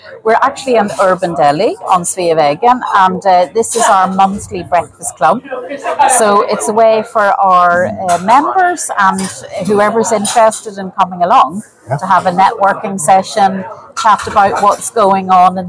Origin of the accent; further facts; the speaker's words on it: Ireland; now in Sweden; as Irish professionals in Sweden and in the Nordics, it's really beneficial to share knowledge, share experiences.